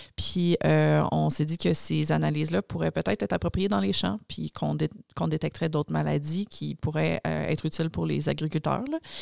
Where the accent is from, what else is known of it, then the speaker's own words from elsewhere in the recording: Joliette, Quebec, Canada; moved away as an adult; now in Montreal, Canada; je viens de Joliette à la base